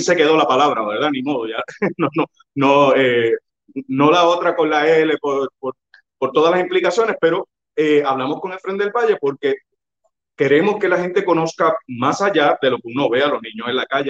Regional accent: Yauco, Puerto Rico; also born or lived in Ponce; Yo, aunque yo nací en Ponce, claro, me movieron de Ponce al, día siguiente o dos días después para Yauco

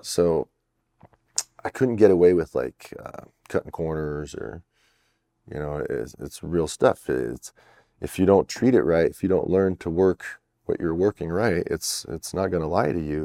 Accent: Canada; I'm French Canadian

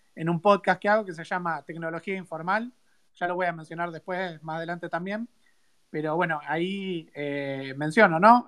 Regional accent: Buenos Aires, Argentina; also born or lived in Río Cuarto; soy de Río Cuarto, ¿no? Pero viví toda mi vida en Capital

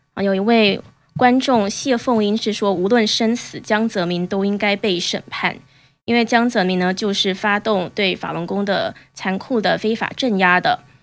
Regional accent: Taiwan; 我是台湾人

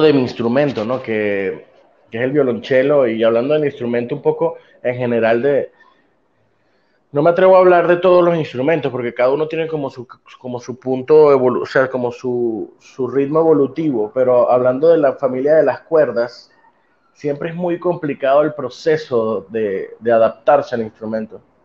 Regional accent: Venezuela; moved away; mi formación fue en mi país, mi país Venezuela, eh, mi país de origen

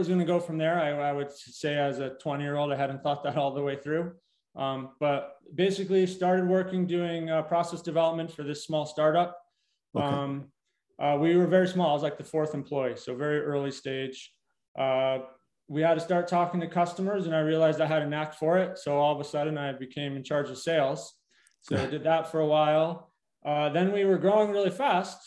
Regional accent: Connecticut, United States; moved away as an adult; also born or lived in Colorado; I grew up in Connecticut, came out to Colorado for school

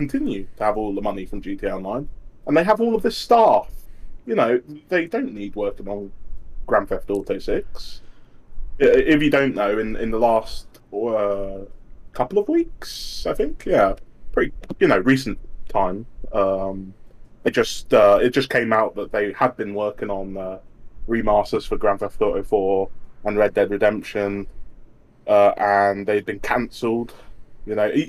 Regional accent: United Kingdom; I'm British.

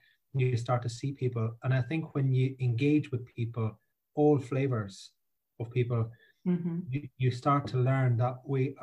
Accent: Ireland; now in Scotland; I say I'm from Ireland because I grew up in a pub beside a crossroads near a field in the middle of nowhere.

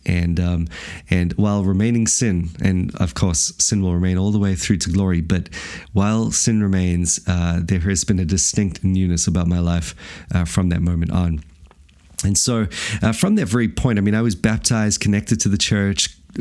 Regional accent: South Africa; moved away as an adult; now in Wellington, New Zealand; I came from a loving family, obviously born and raised in South Africa

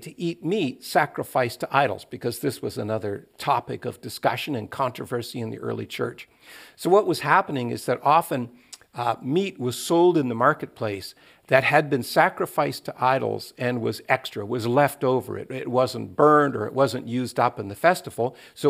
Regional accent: Atlantic Canada, Canada; When I was growing up on the East Coast of Canada, it was about whether or not women, Christian women, should wear makeup or dye their hair

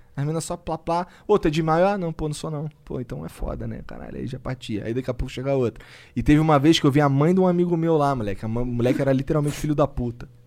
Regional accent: Rio de Janeiro, Brazil; eu sou carioca

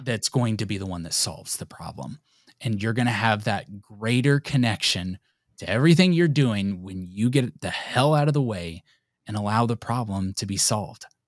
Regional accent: United States; we're American

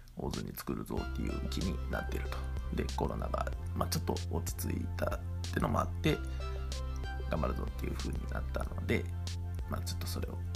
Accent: Ozu, Ehime, Japan; 僕の地元に遊びに来てくれたんですよ愛媛旅行愛媛ツアーしようって言って

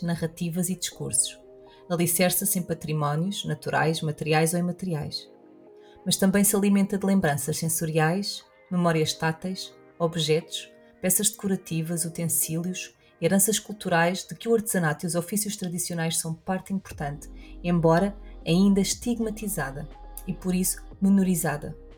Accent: Portugal

